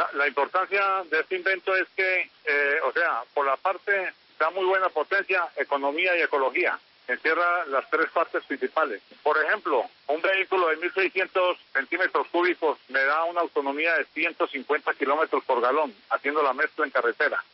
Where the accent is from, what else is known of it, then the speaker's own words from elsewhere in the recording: Santa Rosa de Cabal, Risaralda, Colombia; Yo soy eh, nacido y criado en Santa Rosa de Cabal